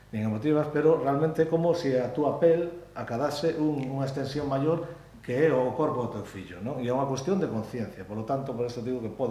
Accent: Galicia, Spain; Como galegos, isto vennos de vennos nos xens, non?

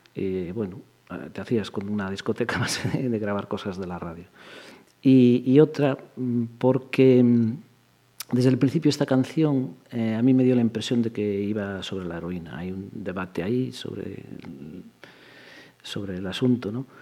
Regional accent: Pontevedra, Galicia, Spain; estudié aquí en la, Escuela de Magisterio de Pontevedra. Sí, Yo todo en Pontevedra

